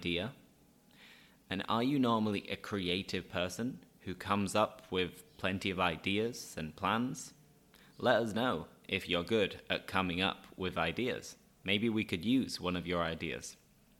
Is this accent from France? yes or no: no; Leeds, Yorkshire and the Humber, United Kingdom; now in Seville, Spain; I live in Sevilla, I'm from Leeds